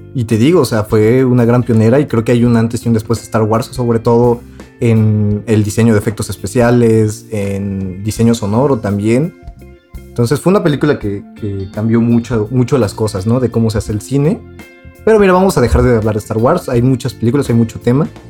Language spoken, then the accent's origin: Spanish; Mexico; nosotros siendo mexicanos